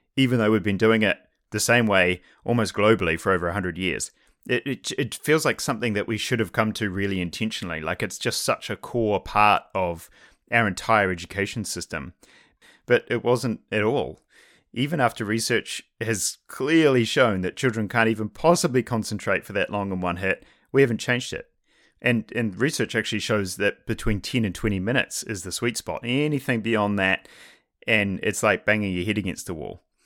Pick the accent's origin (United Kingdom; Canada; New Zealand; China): New Zealand; I'm from New Zealand, which is where I went to high school